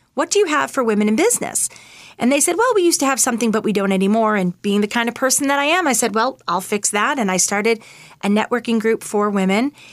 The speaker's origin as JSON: {"language": "English", "town": "Winchester", "region": "Massachusetts", "country": "United States", "tie": "born or raised there", "also_born_or_lived": "Manhattan, New York", "moved": "as an adult", "said": "I'm from Winchester, Massachusetts, and I live there now as well. I actually spent about ten years in Manhattan, which were very formative years for me. But when I met my husband, I actually asked him if he would be okay with coming back to where I grew up"}